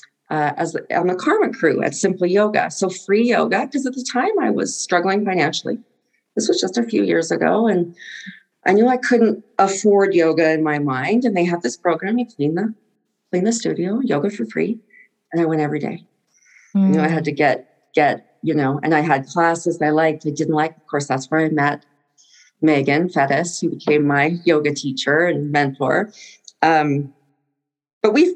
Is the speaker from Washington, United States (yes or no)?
no; Texas, United States; I grew up in Texas.